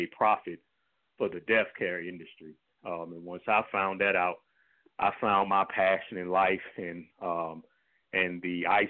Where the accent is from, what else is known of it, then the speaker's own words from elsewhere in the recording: St. Louis, Missouri, United States; I was born and raised here in St. Louis, Missouri